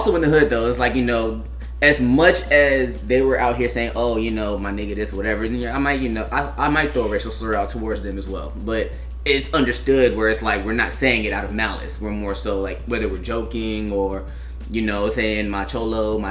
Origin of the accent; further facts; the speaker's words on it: California, United States; where I grew up in Cali, like I was surrounded by like it was blacks, Hispanics, and Asians all around me.